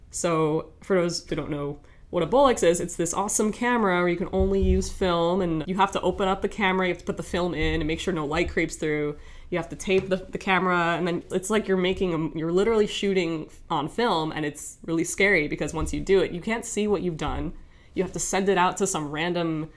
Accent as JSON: {"language": "English", "town": "Woodbury", "region": "New York", "country": "United States", "tie": "born or raised there", "also_born_or_lived": "Rochester, New York", "moved": "as an adult", "said": "I'm from a town called Woodbury, New York, and that's in the Long Island area. So I grew up around there"}